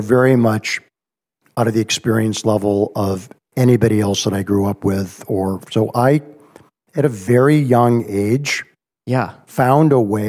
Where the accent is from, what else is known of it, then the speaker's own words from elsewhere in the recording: Cleveland, Ohio, United States; I'm a Cleveland, Ohio guy. Grew up in the Mistake on the Lake. So I'm a product of post-war, aspirational, upwardly mobile Jewish parents growing up in a preppy